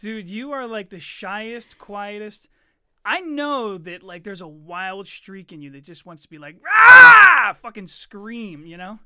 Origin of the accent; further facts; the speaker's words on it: Chester, Pennsylvania, United States; also born or lived in Eddystone; I was born in Chester